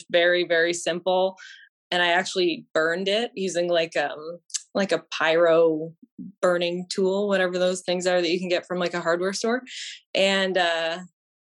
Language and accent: English; Windsor, Ontario, Canada; I'm from Windsor